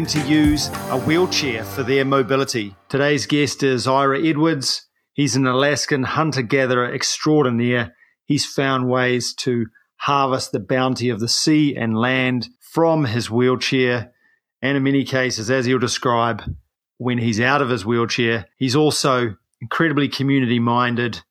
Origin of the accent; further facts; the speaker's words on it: New Zealand; a paraplegic from New Zealand